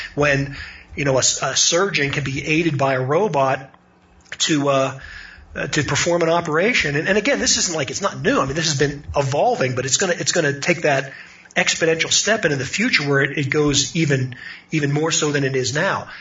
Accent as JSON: {"language": "English", "town": "Pittsburgh", "region": "Pennsylvania", "country": "United States", "tie": "born or raised there", "said": "I, I grew up in in Pittsburgh."}